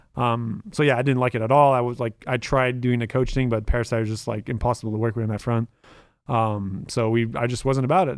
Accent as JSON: {"language": "English", "country": "Canada", "first_language": "French", "second_language": "English", "moved": "as an adult", "lives_now": "United States", "said": "I'm Canadian"}